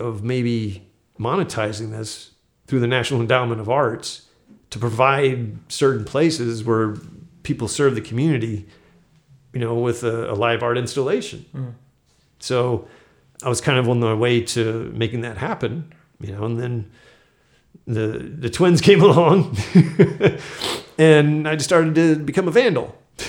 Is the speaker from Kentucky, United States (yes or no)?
no; Florida, United States; because I grew up military near Eglin Air Force Base.